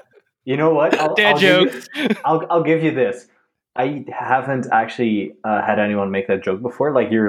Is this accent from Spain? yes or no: no; Netherlands; I'm a photographer from the Netherlands